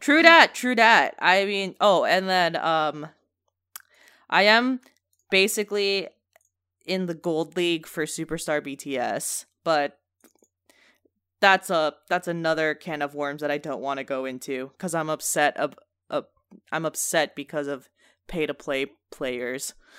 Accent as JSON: {"language": "English", "country": "United States", "said": "I am a American"}